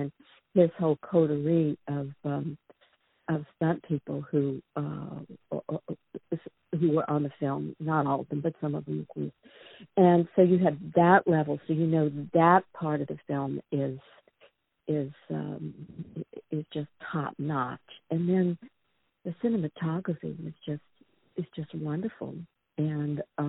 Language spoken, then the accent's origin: English; New Orleans, Louisiana, United States; now in New York, United States; I'm from the South. I'm from New Orleans.